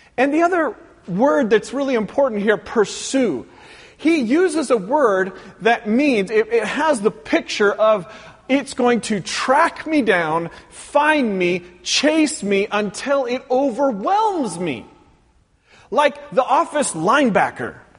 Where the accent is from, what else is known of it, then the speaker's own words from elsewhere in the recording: Pacific Northwest, United States; moved away; growing up in the Pacific Northwest